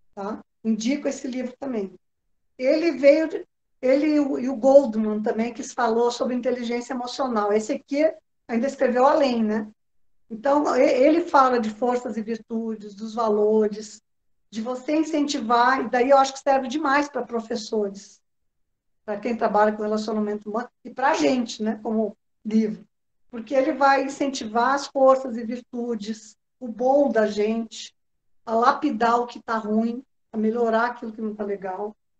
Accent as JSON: {"language": "Portuguese", "region": "Rio Grande do Sul", "country": "Brazil", "said": "Eu sou gaúcha"}